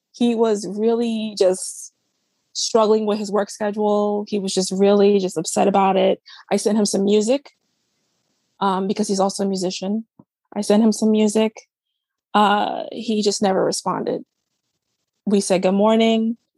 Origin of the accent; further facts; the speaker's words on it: New York City, New York, United States; We're both from New York City.